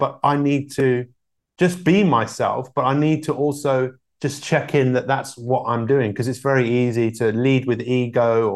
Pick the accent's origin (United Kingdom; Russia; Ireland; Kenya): United Kingdom; London; I grew up in London